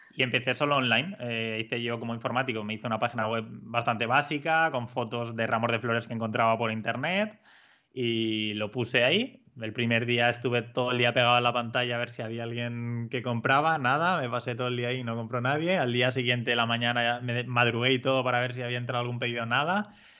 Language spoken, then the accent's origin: Spanish; Spain; al ser extranjero, no ser una persona andorrana, pues te ponían mil pegas para darte una hipoteca eh, en un banco andorrano siendo tú español